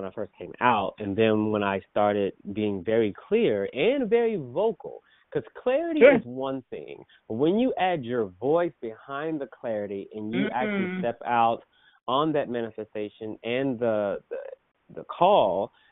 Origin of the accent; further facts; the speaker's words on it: Oklahoma, United States; Of course, I'm from Oklahoma